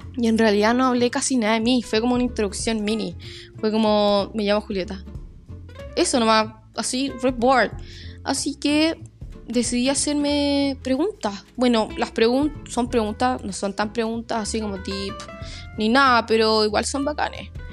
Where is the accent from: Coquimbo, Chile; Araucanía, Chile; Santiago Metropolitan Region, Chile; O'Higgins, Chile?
Coquimbo, Chile; La Serena; Yo nací en Serena. Soy serenense de corazón.